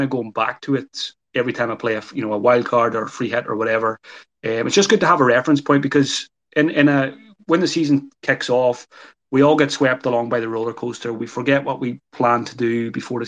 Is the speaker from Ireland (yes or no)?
yes; Ireland; I'm Irish.